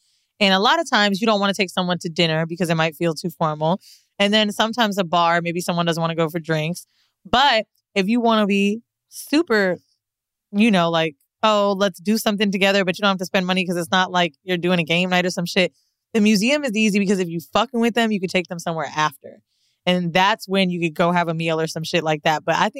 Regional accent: San Francisco, California, United States; born there; I was born in San Francisco, which means my mom is pretty much a gay man.

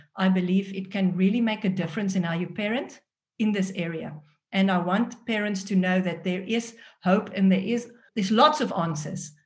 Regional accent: South Africa; accent: South African; first language Afrikaans; English is a second language; moved away as an adult; now in Netherlands; grow up in a country where Afrikaans was my first language

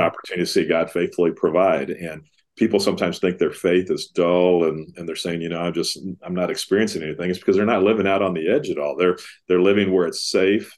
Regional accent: Dallas, Texas, United States; growing up around Dallas Seminary

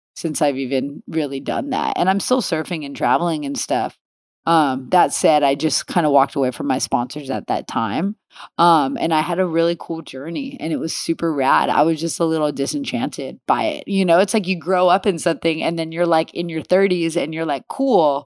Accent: Los Angeles, California, United States; also born or lived in Downey / Oceanside; I grew up in the valley here in L

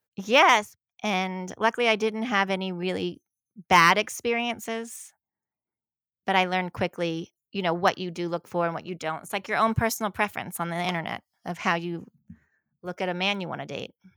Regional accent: the South, United States; I was from the South

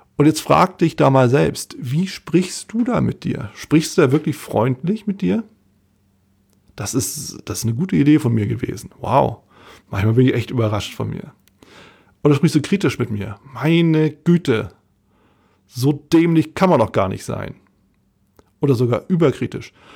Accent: Hamburg, Germany; Als Hamburger

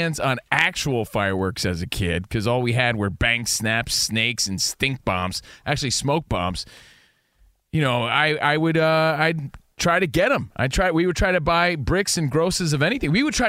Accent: New Jersey, United States; now in Los Angeles, United States; growing up in New Jersey

